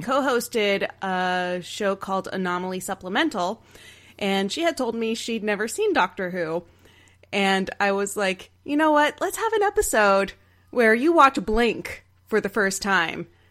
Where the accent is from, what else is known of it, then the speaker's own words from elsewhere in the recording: Texas, United States; I grew up in Texas